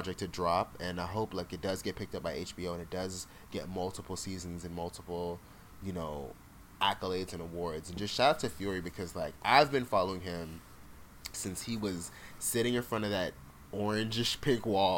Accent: Jamaica; also born or lived in South Florida, United States; now in United States; I was born in Jamaica, lived there partially. I grew up in a very Jamaican household

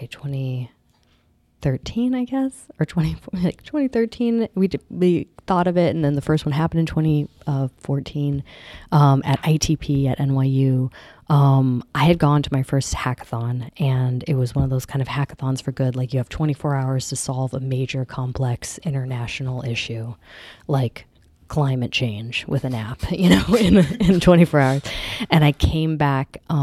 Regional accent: upstate New York, United States; I'm Seneca Cayuga from here, from upstate New York area.

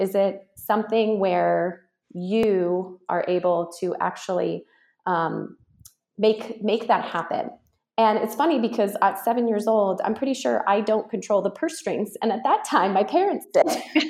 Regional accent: Reno, Nevada, United States; Reno, Nevada. Yeah.

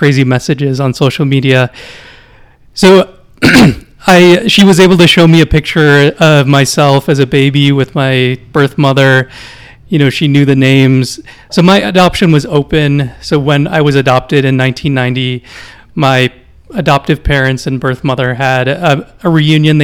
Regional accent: Minneapolis suburbs, Minnesota, United States; moved away as an adult; also born or lived in Guatemala City, Guatemala; now in Guatemala; I grew up in the suburbs of Minneapolis, and lived there, yeah, till I was in my early 20s.

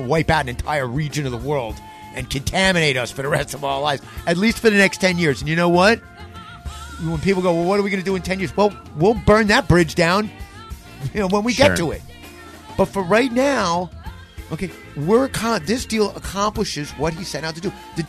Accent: New York City, New York, United States; I'm going to sit here as a Jew, as an American, as a Zionist, as a New Yorker, okay?

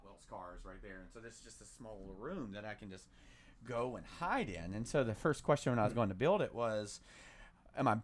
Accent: United States; we're American

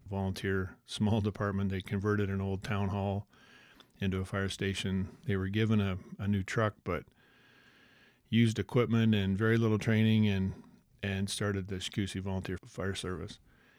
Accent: Snail Grove, Ontario, Canada; I grew up in Snail Grove, Ontario, on my grandparents' farm. My mom and dad built a house there the year I was born.

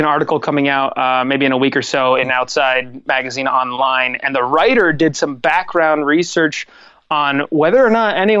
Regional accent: Lewisburg, United States; my hometown of Lewisburg

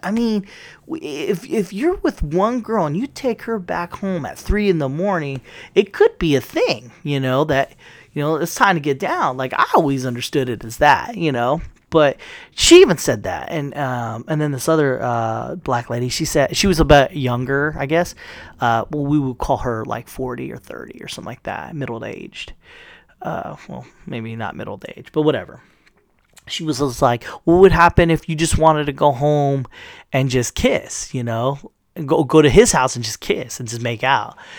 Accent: United States

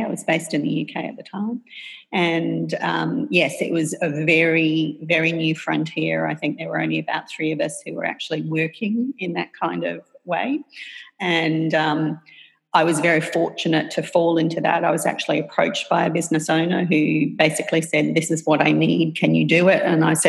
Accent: Papua New Guinea; accent: Australian; moved away; also born or lived in Australia; So I think everybody can tell by my accent that I'm Australian. And I was born in Australia, but raised in Papua New Guinea. My parents took the decision when we were very, my brother, sister and I were very, very young to move there for my father's work.

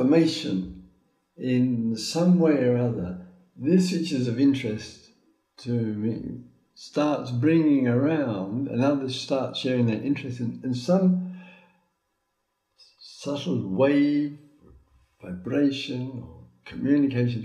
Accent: Croydon, London, United Kingdom; moved away; "England." He said, "Oh, so am I. Which part of England?" "Surrey."

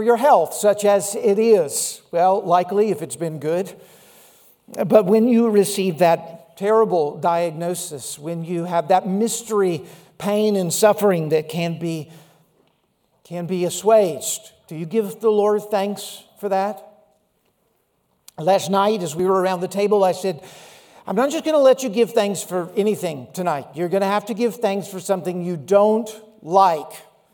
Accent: Laurel, Mississippi, United States; A little church I grew up in Laurel, Mississippi

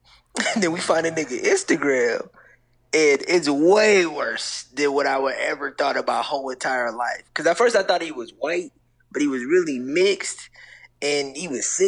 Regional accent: Milwaukee, Wisconsin, United States; I'm from Milwaukee.

